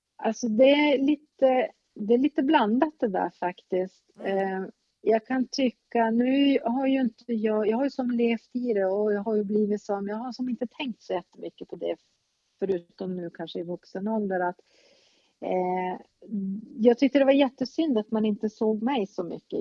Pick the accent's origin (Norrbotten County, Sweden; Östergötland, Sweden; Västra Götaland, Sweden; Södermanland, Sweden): Norrbotten County, Sweden; Luleå; also born or lived in Stockholm; jag är uppvuxen här, men jag är inte född här